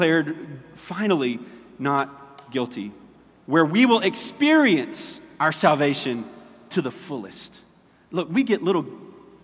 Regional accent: Orangeburg, South Carolina, United States; We're from Orangeburg. We do fish fries

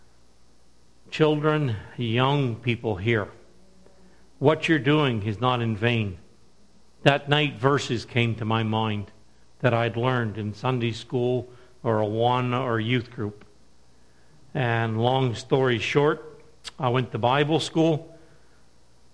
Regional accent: Woodstock, New Brunswick, Canada; I'm from Woodstock, New Brunswick. Grew up in the area. Grew up on a farm.

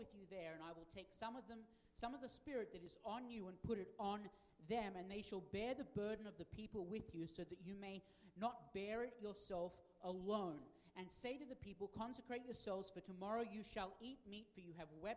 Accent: Australia; now in United States; as an Australian and now a United States citizen

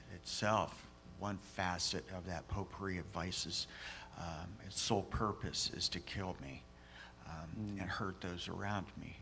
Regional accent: United States; I'm an American

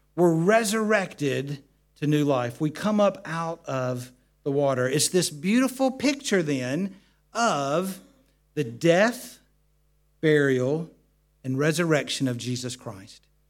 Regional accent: United States; now in United Kingdom; growing up in the States and the part of America where we lived, uh, we lived in the mountains

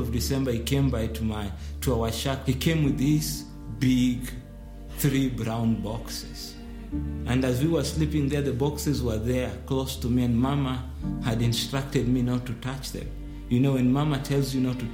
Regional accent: Nairobi, Kenya; I grew up in one of the slums in the capital city, Nairobi.

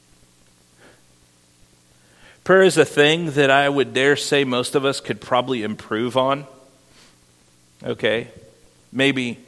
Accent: Iowa, United States; moved away; my hometown in Iowa

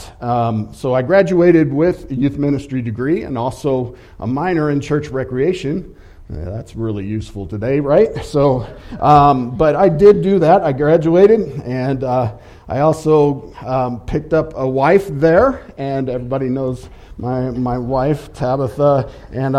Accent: St. Louis, Missouri, United States; also born or lived in Cape Girardeau, Missouri; I grew up in the Midwest, it was around the St. Louis area

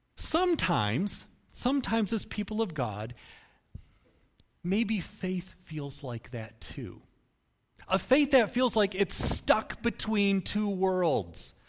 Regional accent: Michigan, United States; even though I've lived in some different places around the country, I, I was born here in Michigan

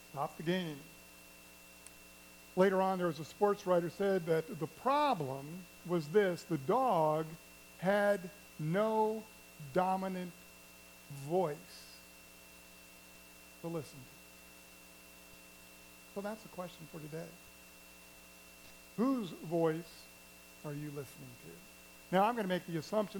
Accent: Kansas City, Missouri, United States; Kansas City Royals, my hometown team

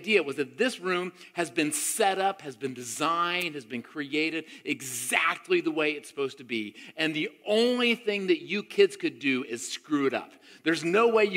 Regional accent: Tampa, Florida, United States; I grew up in Tampa, Florida, my middle school and early high school years

